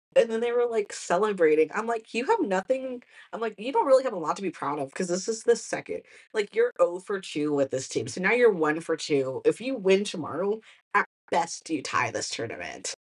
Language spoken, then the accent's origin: English; Texas, United States; I'm from Texas